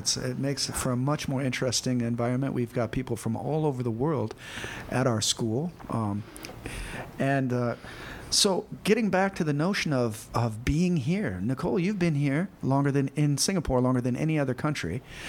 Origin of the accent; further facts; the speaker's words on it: United States; now in Singapore; I'm married to a lovely French person, and I'm American. And here in Singapore, we can both find our home cultures.